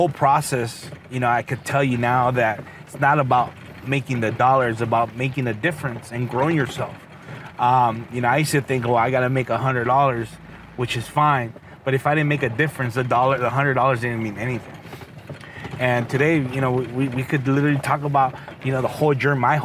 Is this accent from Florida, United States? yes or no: no; Rialto, California, United States; I'm just a normal kid that grew up in the city of Rialto